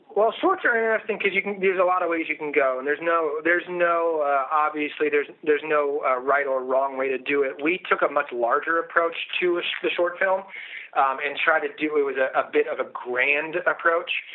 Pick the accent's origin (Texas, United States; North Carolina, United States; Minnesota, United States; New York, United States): North Carolina, United States; Outer Banks of; I grew up in Outer Banks of North Carolina.